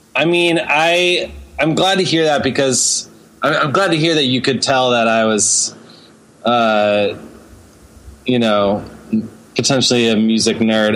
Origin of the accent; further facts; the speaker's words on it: Houston, Texas, United States; now in New York City, United States; I grew up in Texas.